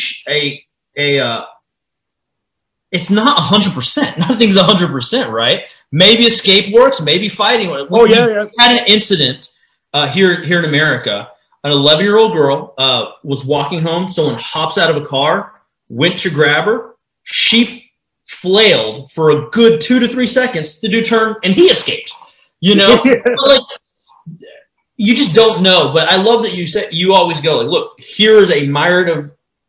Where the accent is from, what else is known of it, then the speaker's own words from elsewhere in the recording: Texas, United States; I am from Texas. We are legally allowed to carry swords here.